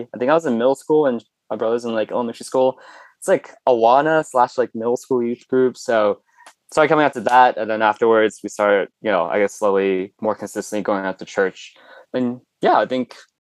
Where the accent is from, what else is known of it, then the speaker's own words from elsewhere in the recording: Danville, California, United States; also born or lived in Chongqing, China / Hong Kong / Hercules, California; first lived in Hercules for like a couple years, and then my parents wanted to move to like an area with a little bit better education. So made out here to Danville, and I've been living in this home for like the last 15